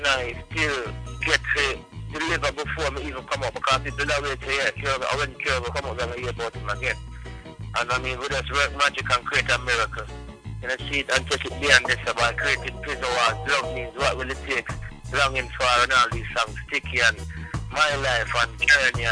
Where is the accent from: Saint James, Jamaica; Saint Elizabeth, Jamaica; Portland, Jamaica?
Saint James, Jamaica; Montego Bay; also born or lived in Hanover, Jamaica / Kingston, Jamaica; grew up in Montego Bay, from about like a year old, and less than a year old